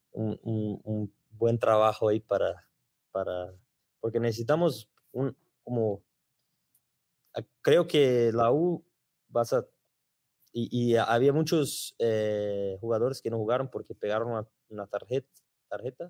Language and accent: Spanish; Brazil; Spanish is a second language